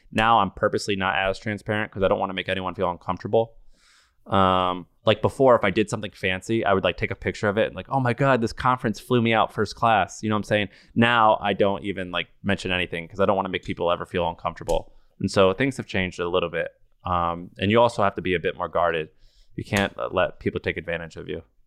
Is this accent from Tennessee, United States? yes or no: no; Missouri, United States; I grew up in Missouri